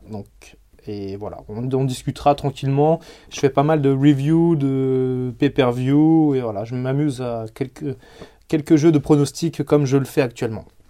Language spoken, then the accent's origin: French; France; chez nous en France